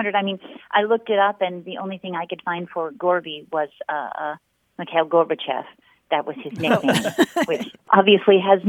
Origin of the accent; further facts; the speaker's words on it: Maine, United States; now in Mandeville, Louisiana, United States; Now, I grew up in Maine